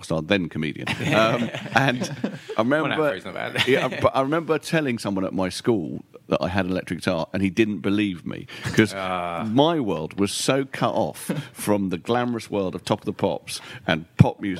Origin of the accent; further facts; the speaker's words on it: London, United Kingdom; also born or lived in Troy, New York, United States / Maida Vale, London; growing up in Dollis Hill, which is unbelievably dull and mundane part of North West London